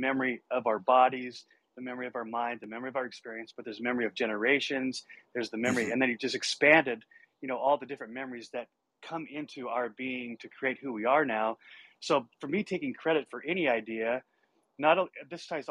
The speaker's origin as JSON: {"language": "English", "region": "Montana", "country": "United States", "tie": "born or raised there", "said": "I grew up in Montana"}